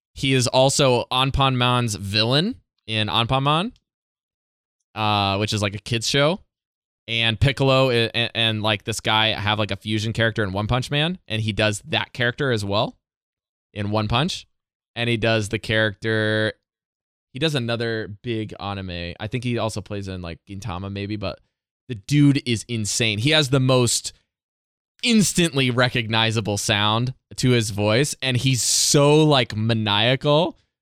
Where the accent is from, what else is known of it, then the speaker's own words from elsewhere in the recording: Indiana, United States; moved away as an adult; now in Yamaguchi, Japan; my home state